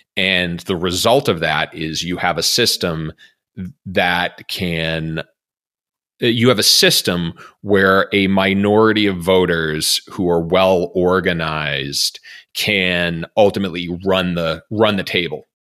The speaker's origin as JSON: {"language": "English", "region": "Massachusetts", "country": "United States", "tie": "born or raised there", "said": "my home state of, our, well, our home state of Massachusetts"}